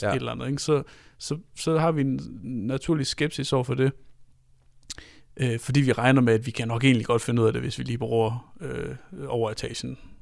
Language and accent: Danish; Denmark; som taler meget til os som danskere